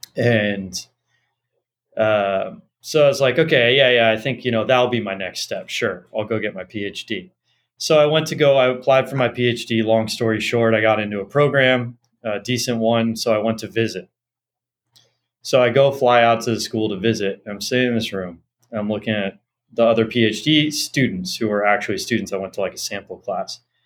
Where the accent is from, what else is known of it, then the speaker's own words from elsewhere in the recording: Los Angeles, California, United States; I grew up in Los Angeles